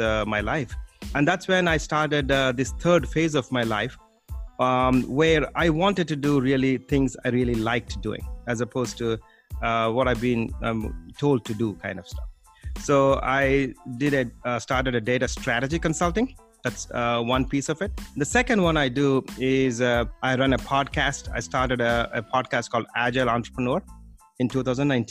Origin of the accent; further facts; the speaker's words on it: India; moved away as an adult; now in United States; Originally, I came from India to the US.